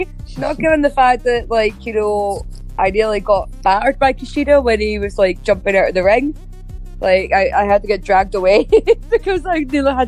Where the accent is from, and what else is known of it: Edinburgh, Scotland, United Kingdom; born or raised there